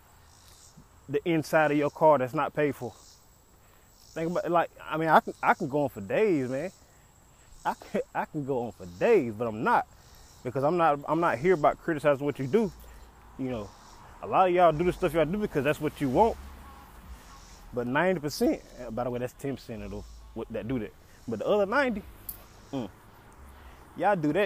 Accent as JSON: {"language": "English", "town": "Dillon", "region": "South Carolina", "country": "United States", "tie": "born or raised there", "said": "I just see a lot of backwards hustling in my hometown"}